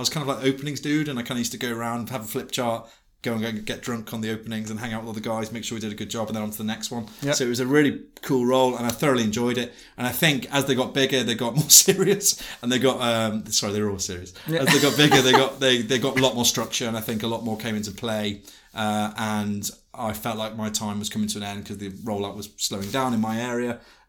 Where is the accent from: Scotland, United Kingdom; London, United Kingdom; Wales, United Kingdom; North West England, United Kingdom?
North West England, United Kingdom; Liverpool; I said, Liverpool.